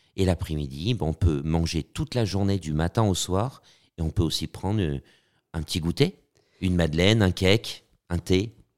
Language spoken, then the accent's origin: French; Auvergne-Rhône-Alpes, France; now in Paris, France; moi, je suis auvergnat. Euh, je me sens aussi beaucoup parisien, mais je, je suis auvergnat parce que je suis un, un bougnat, un bougnat de Paris.